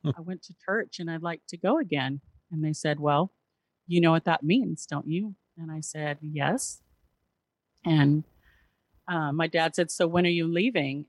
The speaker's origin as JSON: {"language": "English", "region": "Southern California", "country": "United States", "tie": "born or raised there", "also_born_or_lived": "Memphis, Tennessee", "moved": "yes", "lives_now": "Seattle, United States", "said": "raised in Southern California"}